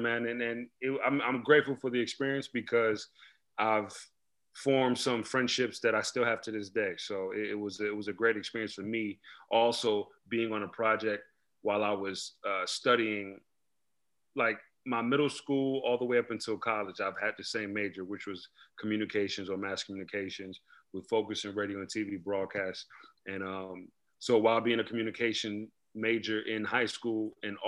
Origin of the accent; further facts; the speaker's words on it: New York City, New York, United States; moved away; also born or lived in Queens, New York / Prince George's County, Maryland; I was born in Queens, actually, raised in Brooklyn. Later moved to Maryland, the DMV area, PG County, where I went to high school.